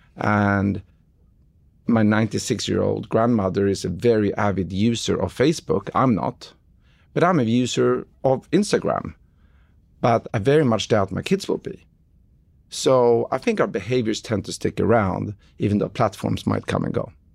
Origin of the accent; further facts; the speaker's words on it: Stockholm, Stockholm County, Sweden; moved away; Sweden, where I grew up in Stockholm in, in the early 90s